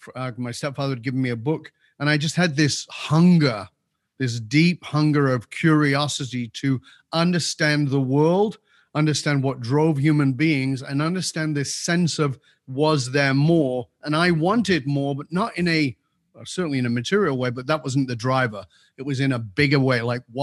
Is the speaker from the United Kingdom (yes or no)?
yes; England, United Kingdom; So, yeah, I was born in Northern